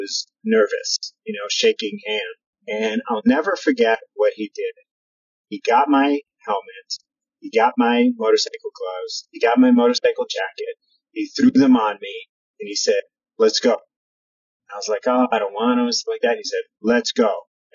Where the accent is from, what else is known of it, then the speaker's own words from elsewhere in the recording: New York City, New York, United States; I grew up in New York City.